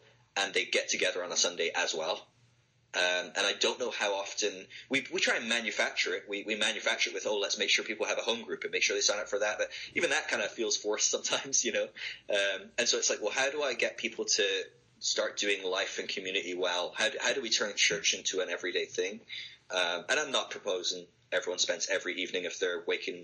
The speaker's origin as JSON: {"language": "English", "region": "Scotland", "country": "United Kingdom", "moved": "yes", "lives_now": "Sale, United Kingdom", "said": "my home country in Scotland"}